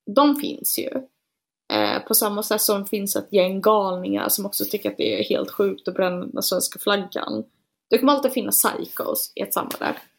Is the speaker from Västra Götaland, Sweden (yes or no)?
yes; Gothenburg, Västra Götaland, Sweden; also born or lived in Linköping; jag föddes på Östra sjukhuset i Göteborg